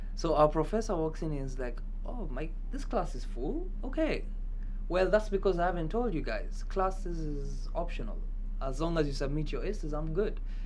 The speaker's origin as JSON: {"language": "English", "country": "Kenya", "moved": "yes", "said": "i'm kenyan"}